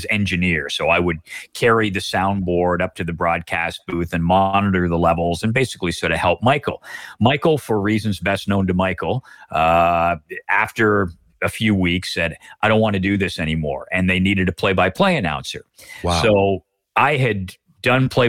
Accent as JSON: {"language": "English", "town": "Oshawa", "region": "Ontario", "country": "Canada", "tie": "born or raised there", "moved": "yes", "said": "I was from Oshawa"}